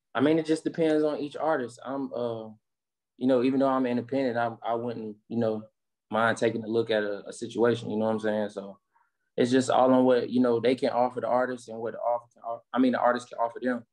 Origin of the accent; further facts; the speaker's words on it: Rocky Mount, North Carolina, United States; growing up in Rocky Mountain, man, you know, it's it's like growing up in, you know, any little, you know, urban area in America